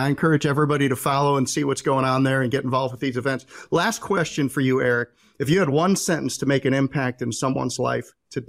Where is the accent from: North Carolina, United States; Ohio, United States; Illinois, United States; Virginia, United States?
North Carolina, United States; you were working out here right in Cornelius, North Carolina, right near my hometown.